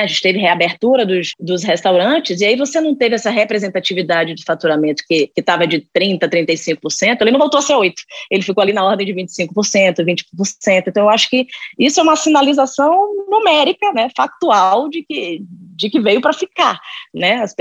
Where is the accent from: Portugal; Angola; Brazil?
Brazil; Bahia; accent: Bahian; moved away; Eu não sei se vocês perceberam pelo meu sotaque, eu sou baiana